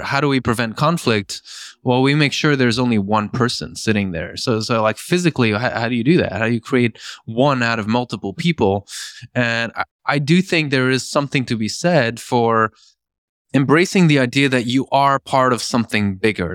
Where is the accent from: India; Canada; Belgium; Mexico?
Belgium; moved away; also born or lived in Norway; I grew up in Belgium.